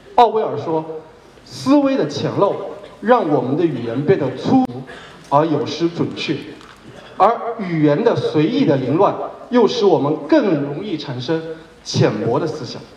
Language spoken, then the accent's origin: Chinese; China; 我是出生在三线城